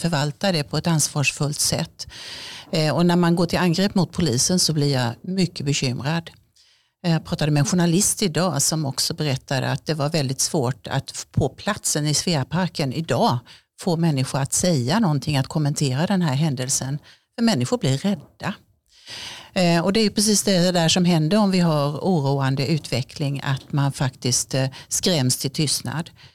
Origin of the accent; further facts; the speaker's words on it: southern Småland, Kronoberg County, Sweden; moved away as an adult; now in Örebro, Sweden; Jag är född i södra Småland, i Vilhelm Moberg trakter, så det är jättesmå åkrar och massor med stenmurar överallt